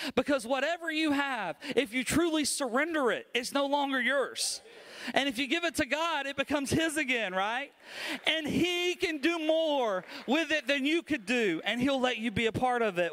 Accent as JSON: {"language": "English", "region": "Alabama", "country": "United States", "said": "I'm from Alabama"}